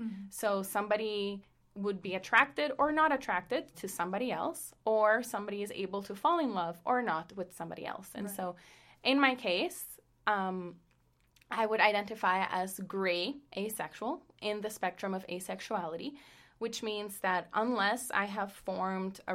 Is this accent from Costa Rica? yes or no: yes; Costa Rica; English is a second language; moved away; I'm a third culture kid from Costa Rica, which means that I grew up in a household whose culture was different from Costa Rica